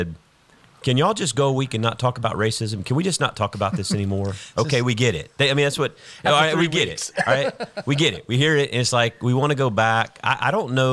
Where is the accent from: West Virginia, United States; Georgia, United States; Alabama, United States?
Georgia, United States; South; now in Houston, United States; I grew up in the Deep South as well, South Georgia.